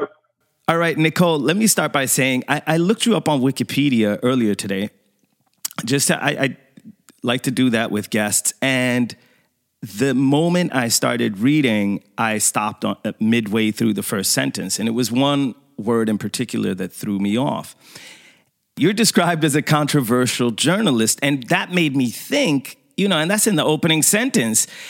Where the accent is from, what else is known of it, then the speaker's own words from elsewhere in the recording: Sweden; I grew up in Sweden, you know, and going to an all white school and everything